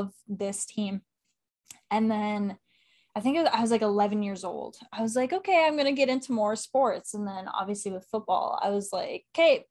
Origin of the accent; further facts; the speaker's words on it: Canada; being Canadian, I grew up with a family that loves hockey and watches hockey.